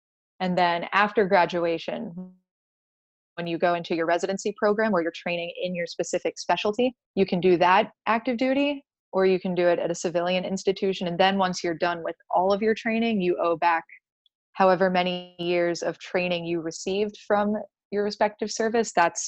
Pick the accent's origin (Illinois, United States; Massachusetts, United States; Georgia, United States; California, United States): Georgia, United States; also born or lived in Florida; we grew up in Georgia and Florida, and my parents grew up in Connecticut.